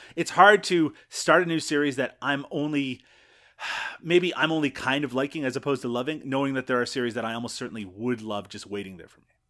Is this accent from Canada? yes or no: yes; Canada; We're Canadian